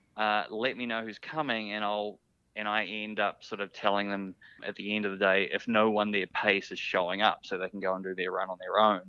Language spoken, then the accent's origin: English; New Zealand; being a New Zealander.